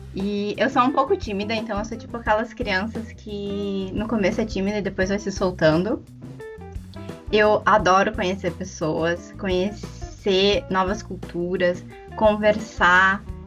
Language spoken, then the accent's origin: Portuguese; Porto Alegre, Rio Grande do Sul, Brazil; sou de Porto Alegre